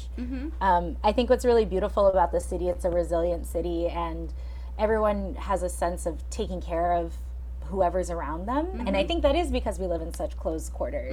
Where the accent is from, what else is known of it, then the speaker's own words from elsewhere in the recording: Pasadena, California, United States; moved away as an adult; now in New York City, United States; I grew up in a suburb of Los Angeles called Pasadena